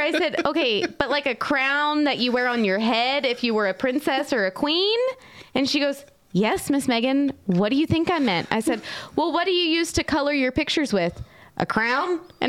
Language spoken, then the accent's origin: English; North Carolina, United States; my dad and all of his family lived in Maryland, but I was actually, I grew up in North Carolina, right, with my mom.